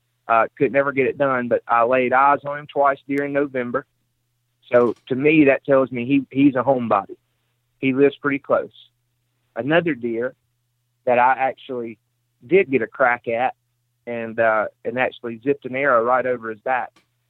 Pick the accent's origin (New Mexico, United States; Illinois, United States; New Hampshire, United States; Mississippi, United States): Mississippi, United States